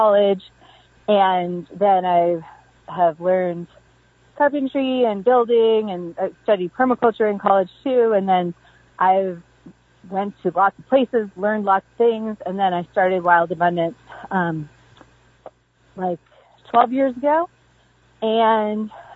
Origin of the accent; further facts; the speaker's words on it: Pacific Northwest, United States; moved away as an adult; now in Southern Appalachia, United States; I was raised in the Pacific Northwest